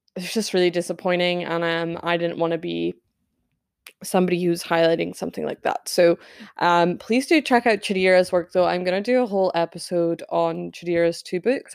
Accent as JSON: {"language": "English", "region": "Scotland", "country": "United Kingdom", "said": "I'm Scottish"}